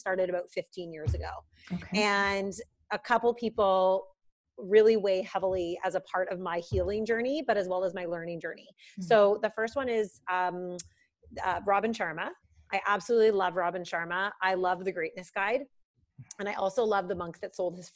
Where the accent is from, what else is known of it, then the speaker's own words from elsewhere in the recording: Burlington, Ontario, Canada; also born or lived in Oakville, Ontario; I am from Burlington, Ontario